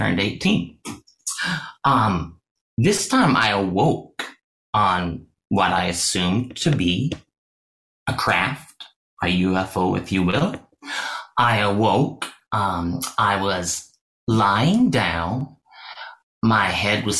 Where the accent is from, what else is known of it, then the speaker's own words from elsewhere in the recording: Washington, United States; I was born in Washington State.